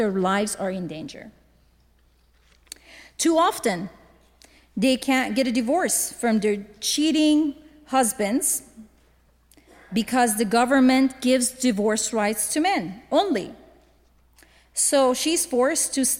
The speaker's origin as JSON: {"language": "English", "town": "Tehran", "region": "Tehran Province", "country": "Iran", "tie": "born or raised there", "also_born_or_lived": "Miami", "moved": "as an adult", "lives_now": "United States", "said": "I was born and raised in Tehran, the capital of Iran. I moved to US as a religious refugee in 2007"}